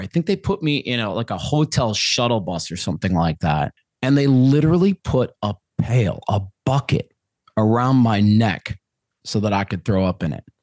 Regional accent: Minnesota, United States; now in Phoenix, United States; I'm originally from Minnesota, your neighbor to the west

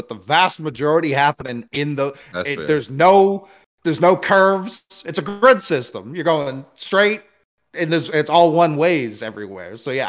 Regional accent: Rosendale, United States; No, I'm from Rosendale. How dare you?

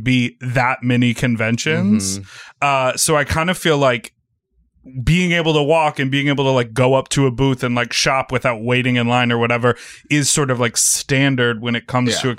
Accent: Midwest, United States; I used to say y'all a lot, but then I was like, I'm from the Midwest

